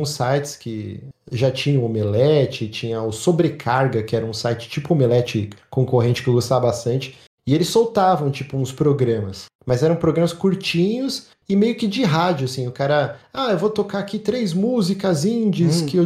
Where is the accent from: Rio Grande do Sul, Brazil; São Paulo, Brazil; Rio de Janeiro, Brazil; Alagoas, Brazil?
São Paulo, Brazil; sou da Moca, meu.